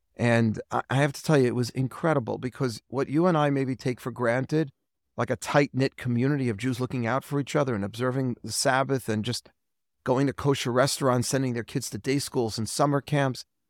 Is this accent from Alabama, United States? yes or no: no; New York City, New York, United States; also born or lived in Manhattan, New York; I'm from Forest Hills, Queens. I'm a proud Queens boy.